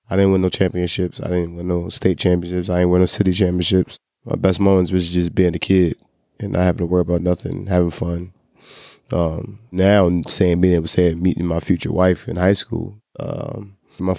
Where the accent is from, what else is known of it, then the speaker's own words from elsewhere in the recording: Philadelphia, Pennsylvania, United States; I'm from Philly.